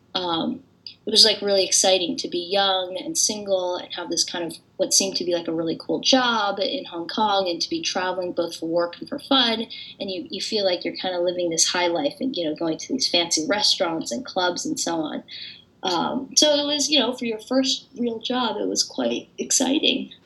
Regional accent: San Francisco, California, United States; moved away as an adult; now in Cambridge, United States; my siblings and I were born and raised in San Francisco

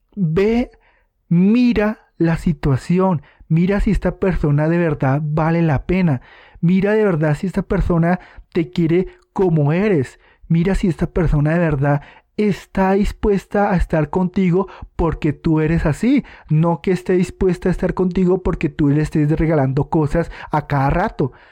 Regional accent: Colombia; aquí en mi país Colombia

